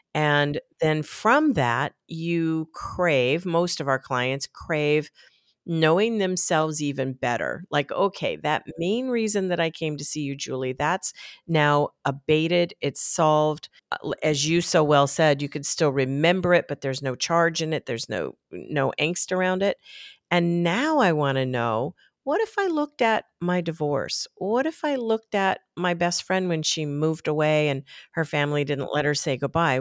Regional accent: Tempe, Arizona, United States; now in Elizabeth, Colorado, United States; I was growing up in Tempe, Arizona

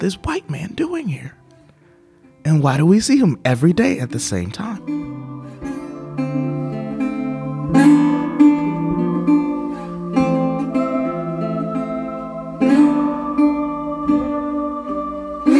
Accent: United States; accent: American; I'm an African American, and here in the United States, and in most places I go, I am definitively black. There's no gray area there. But for them, because of my complexion, and also because I speak with an American accent

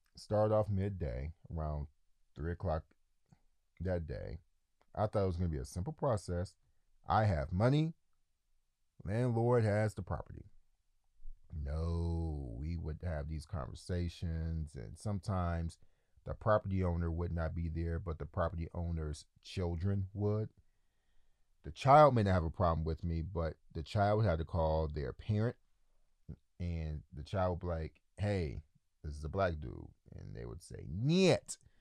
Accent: Detroit, Michigan, United States; moved away as an adult; also born or lived in New York; now in Ukraine; I grew up in Detroit, which is the largest black city in America

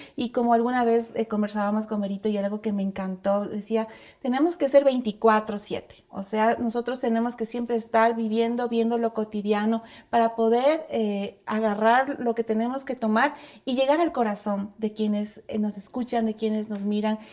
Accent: Ecuador; como ecuatorianos

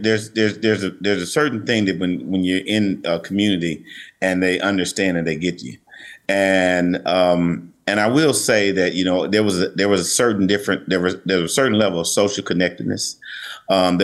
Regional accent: Jackson, Mississippi, United States; also born or lived in New York; I'm actually from Mississippi, and growing up in Jackson

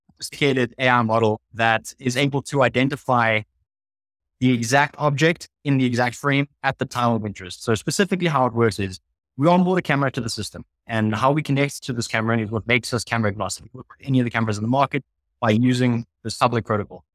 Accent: South Africa; I'm the South African half of the co-founding team

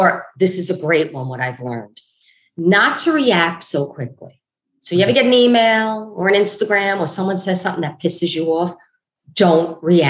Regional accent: New York City, New York, United States; Growing up in Brooklyn at the time

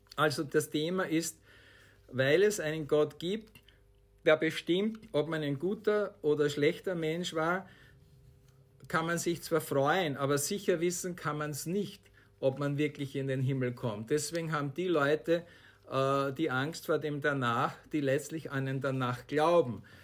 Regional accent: Austria; Bei uns in Österreich

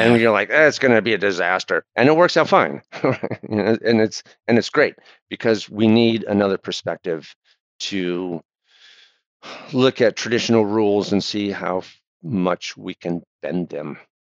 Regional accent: Michigan, United States; also born or lived in Providence, Rhode Island; now in Rhode Island, United States; I grew up in Michigan in the 70s and in 80s

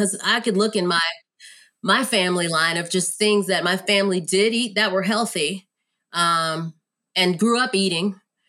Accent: San Antonio, Texas, United States; also born or lived in Germany; I was born in Germany. My dad was a soldier. We moved all around. I had friends of all races. I grew up primarily when I became of age and established my identity in San Antonio, Texas.

